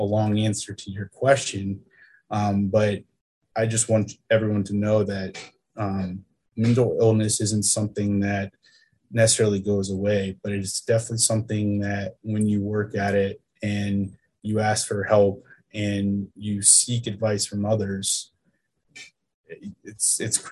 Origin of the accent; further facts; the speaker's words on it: Winston-Salem, North Carolina, United States; I'm from Winston